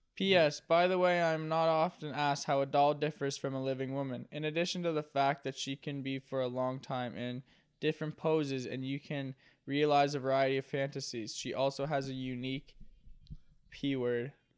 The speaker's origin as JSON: {"language": "English", "region": "Nova Scotia", "country": "Canada", "said": "I'm from Nova Scotia"}